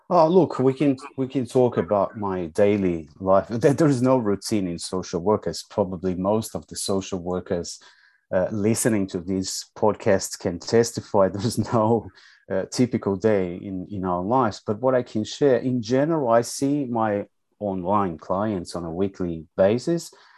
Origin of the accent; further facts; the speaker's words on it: São Paulo, Brazil; English is a second language; moved away as an adult; now in Melbourne, Australia; You know that I'm Brazilian. I was mm. mm. born and raised in, in Sao Paulo, back in, in Brazil, my home country